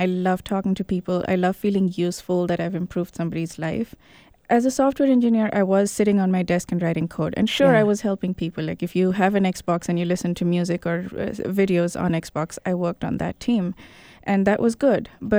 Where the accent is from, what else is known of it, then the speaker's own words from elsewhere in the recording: Kenya; also born or lived in India / Botswana; I was born in India, but I was 6 months when I went to Africa. So I grew up in Kenya and Botswana, and I completed my high school there.